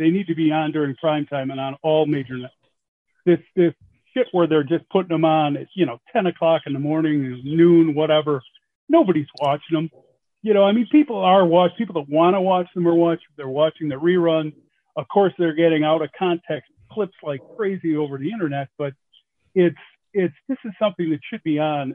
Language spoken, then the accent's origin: English; Chicago, Illinois, United States; moved away; I was born and raised in Chicago. I don't live out there.